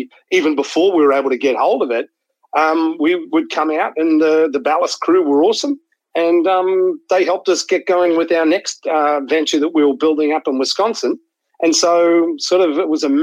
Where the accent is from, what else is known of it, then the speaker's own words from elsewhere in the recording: Australia; moved away as an adult; also born or lived in Sydney; now in San Diego, United States; I think I'm Australian.